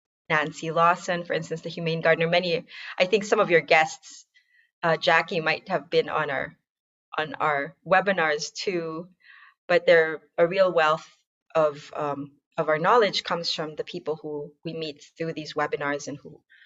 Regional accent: Philippines; now in United States; I'm from the Philippines

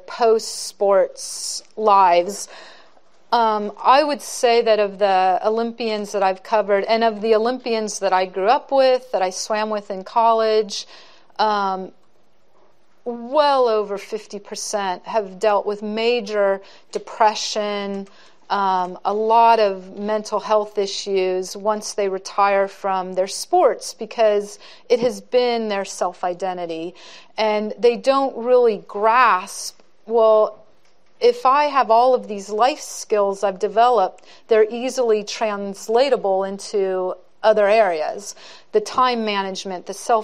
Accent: Santa Clara, California, United States; I grew up in Santa Clara in the 70s

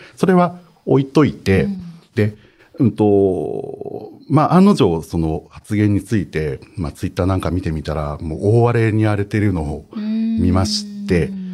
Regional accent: Hokkaido, Japan; 僕は北海 道育ちです

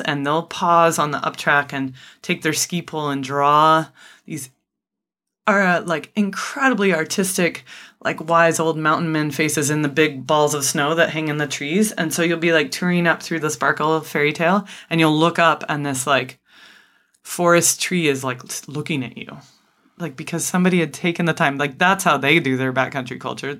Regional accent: United States; as American adults

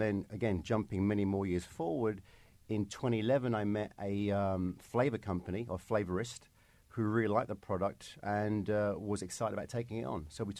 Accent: London, United Kingdom; I'm from London, as you can probably tell.

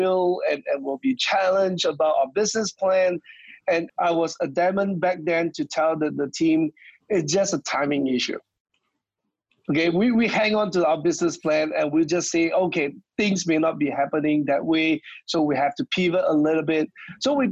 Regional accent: Malaysia; moved away; I'm actually originally from Malaysia

